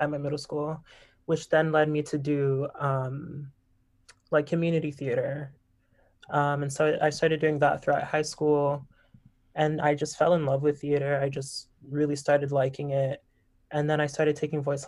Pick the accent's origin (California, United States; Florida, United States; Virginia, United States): Florida, United States; Miami; moved away as an adult; also born or lived in Boston, Massachusetts / New York; I am from Miami, Florida, born and raised